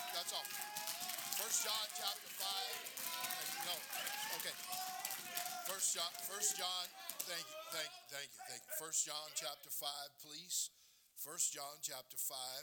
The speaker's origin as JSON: {"language": "English", "region": "California", "country": "United States", "tie": "born or raised there", "said": "I'm born and raised in California"}